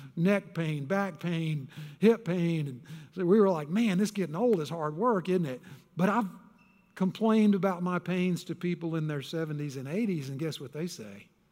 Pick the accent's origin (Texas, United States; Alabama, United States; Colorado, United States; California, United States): Texas, United States; I was born and raised in Texas